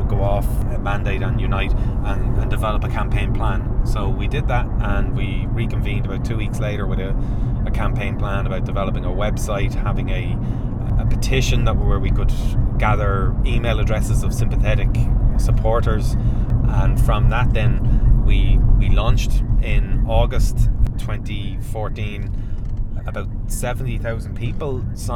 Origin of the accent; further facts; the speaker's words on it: Swords, Leinster, Ireland; I grew up born and bred in Swords